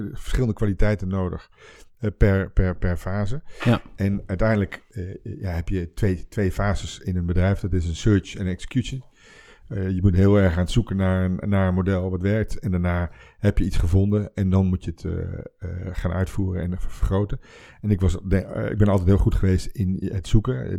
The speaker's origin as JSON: {"language": "Dutch", "area": "Twente", "region": "Overijssel", "country": "Netherlands", "moved": "yes", "said": "dan ben ik eigenlijk teruggegaan naar waar ik vandaan kom, Twente."}